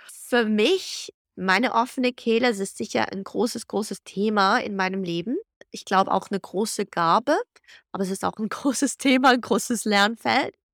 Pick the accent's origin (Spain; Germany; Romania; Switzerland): Switzerland; moved away as an adult; also born or lived in Zug, Switzerland / Guadalajara, Mexico / Florence, Italy / Geneva, Switzerland; Ich bin in Zug und Zürich aus aufgewachsen